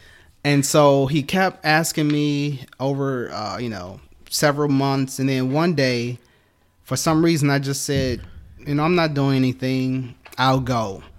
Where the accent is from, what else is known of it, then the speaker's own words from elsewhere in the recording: Detroit, Michigan, United States; I was born and raised in church. I was originally from Detroit, Michigan. Mm-hmm. And so growing up in Detroit, every Sunday I went to church with my mom and my grandmom.